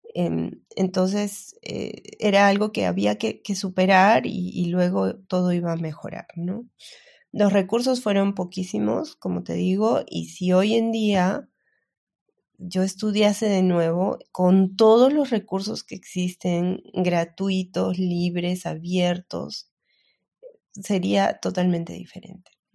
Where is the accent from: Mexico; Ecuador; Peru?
Peru; soy peruana